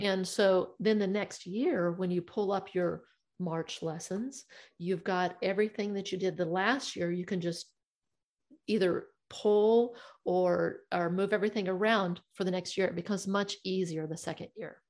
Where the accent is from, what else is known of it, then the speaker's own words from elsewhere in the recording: Missouri, United States; I'm from Missouri and we call that the show me state.